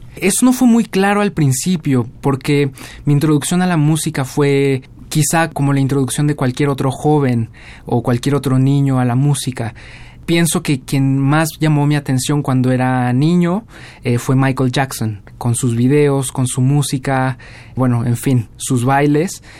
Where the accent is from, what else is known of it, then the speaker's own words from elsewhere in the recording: Mexico City, Mexico; moved away as an adult; also born or lived in Cardiff, Wales; yo soy de la Ciudad de México